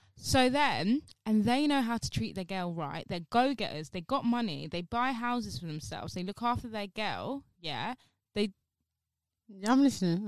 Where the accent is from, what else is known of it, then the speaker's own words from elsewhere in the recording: London, United Kingdom; I'm London. Like, I'm from London